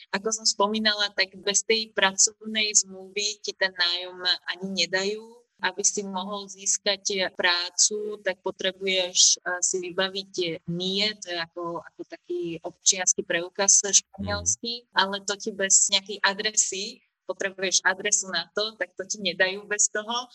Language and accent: Slovak; Slovakia; ale ja osobne ich nemám rada, neviem, či som zo Slovenska v tomto